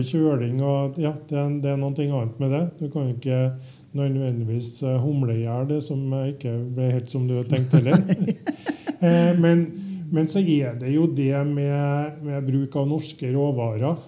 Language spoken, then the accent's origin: Norwegian; Trøndelag, Norway; Som trønder